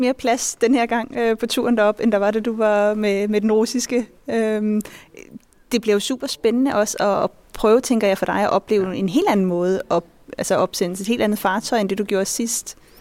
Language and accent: Danish; Denmark; jeg kommer fra Danmark